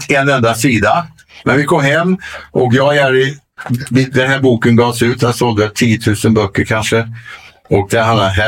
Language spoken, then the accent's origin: Swedish; Solna, Stockholm County, Sweden; Nej, men jag är svensk. Jag är från Solna.